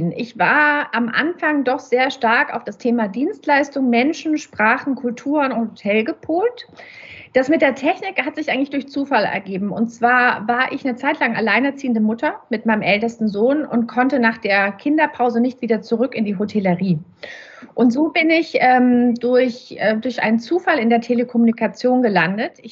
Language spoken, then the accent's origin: German; Nuremberg, Bavaria, Germany; now in Leipzig, Germany; seit drei Jahren, knapp vier Jahre sind wir jetzt in Leipzig. Aber ursprünglich komme ich, wie gesagt, aus Nürnberg.